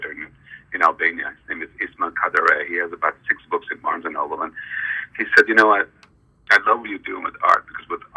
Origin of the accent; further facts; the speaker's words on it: New York City, New York, United States; also born or lived in Kosovo / Italy; I was only 5 years old when I left Kosovo into Italy and came to the States. I've been in the States for about 45, 46 years in New York City